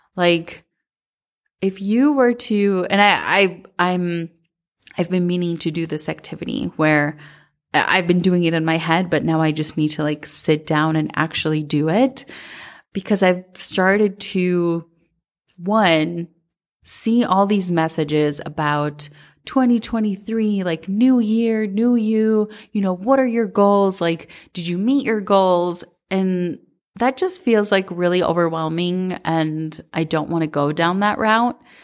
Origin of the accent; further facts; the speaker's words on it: Minnesota, United States; growing up in Minnesota